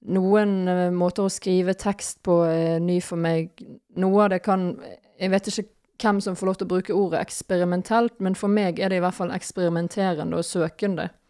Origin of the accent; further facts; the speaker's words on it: Bergen, Vestland, Norway; now in Nøtterøy, Norway; jeg er fra Bergen